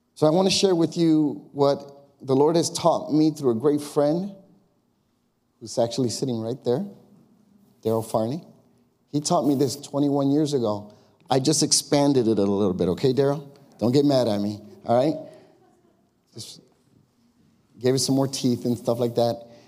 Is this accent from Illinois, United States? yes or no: yes; Chicago, Illinois, United States; now in Long Grove, United States; I grew up in Chicago. The hood for me was the neighborhood I grew up. It was called Austin. And on the west side